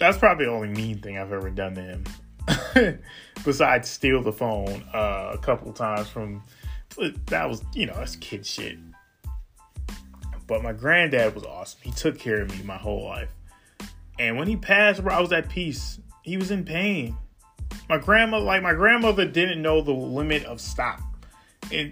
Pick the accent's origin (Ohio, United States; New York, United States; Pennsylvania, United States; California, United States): New York, United States; New York City; I am from far Rockaway, Queens, New York